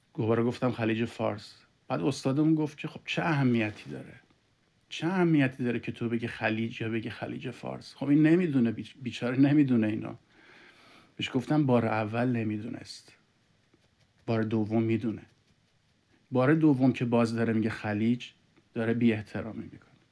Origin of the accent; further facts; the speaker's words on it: Iran; now in Canada; ما ایرانی هستیم